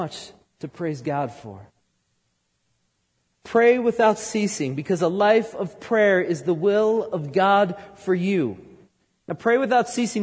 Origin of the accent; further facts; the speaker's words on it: outside New York City, United States; moved away; I grew up outside New York City